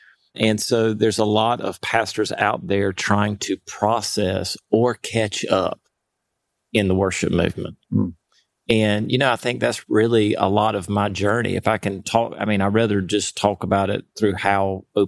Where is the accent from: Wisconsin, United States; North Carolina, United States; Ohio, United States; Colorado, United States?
North Carolina, United States; Winterville; I'm from Winterville, North Carolina. I've been here my entire life.